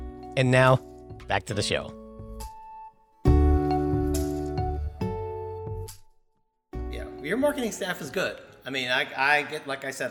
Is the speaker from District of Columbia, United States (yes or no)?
yes; Washington, District of Columbia, United States; my hometown of Northeast Washington, D.C.